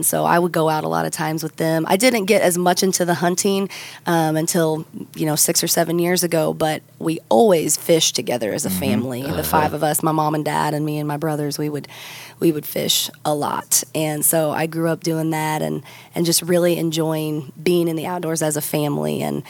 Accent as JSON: {"language": "English", "region": "Missouri", "country": "United States", "tie": "born or raised there", "said": "Well, I grew up in the Ozark Mountains in southwest Missouri, a little teeny tiny town of 4,000 people. My parents have a turf and cattle farm."}